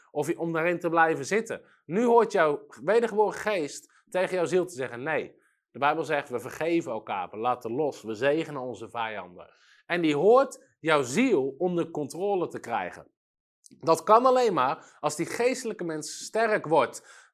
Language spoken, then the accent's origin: Dutch; Netherlands